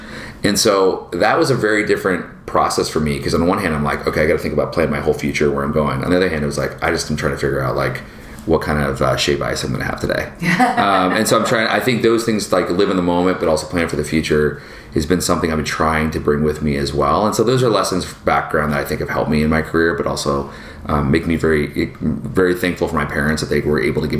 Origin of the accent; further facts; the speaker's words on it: Seattle, Washington, United States; From a culture perspective, my mom, you know, and dad being in the Northwest, like, we grew up in Seattle, and at the time technology was booming, Microsoft and Amazon was coming up.